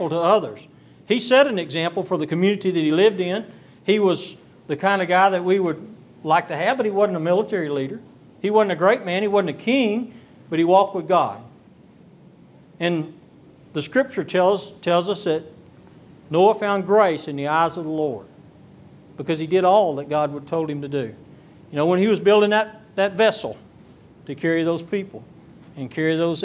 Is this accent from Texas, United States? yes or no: yes; Texas Gulf Coast, United States; I'm from the Texas Gulf Coast